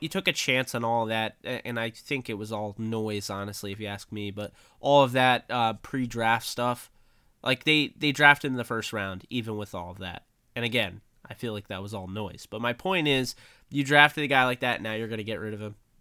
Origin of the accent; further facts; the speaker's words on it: New York, United States; growing up in New York as a Rams fan